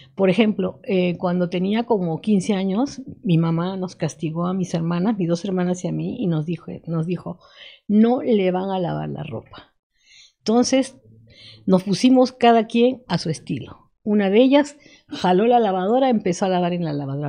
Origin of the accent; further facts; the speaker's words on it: Lima, Peru; moved away as an adult; now in Morelos, Mexico; yo estudié en Lima